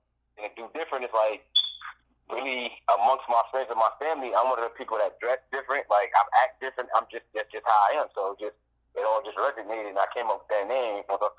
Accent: Piscataway, New Jersey, United States; I got family out of VA, but I'm actually from Jersey.

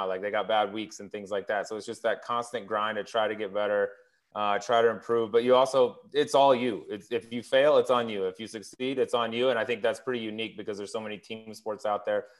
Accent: Colorado, United States; I grew up in Colorado

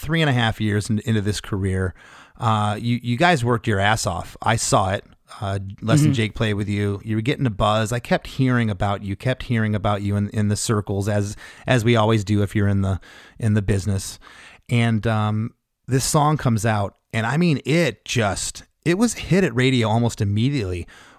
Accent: Canada; we're Canadian.

